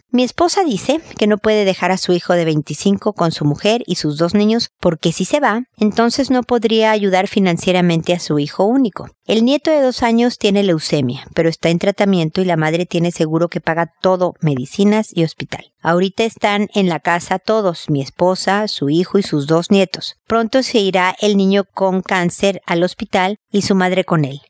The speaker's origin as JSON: {"language": "Spanish", "country": "Mexico", "moved": "yes", "said": "mudarse a, México, a mi tierra"}